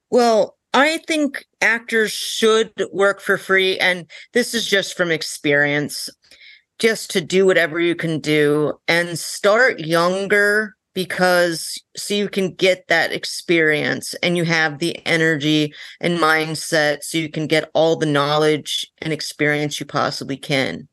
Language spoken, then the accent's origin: English; North Dakota, United States; I'm from North Dakota